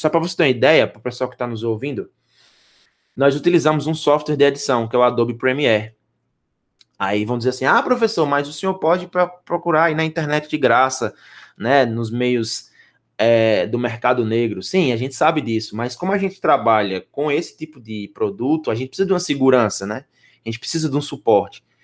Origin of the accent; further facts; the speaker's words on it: Northeast Region, Brazil; accent: nordestino; o nosso sotaque é nordestino